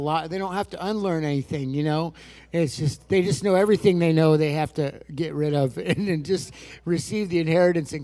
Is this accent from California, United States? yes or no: yes; Lake County, California, United States; also born or lived in Redding, California; we grew up there in Lake County, California